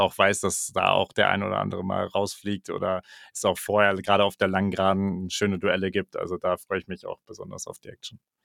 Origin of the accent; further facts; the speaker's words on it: Germany; so als Deutscher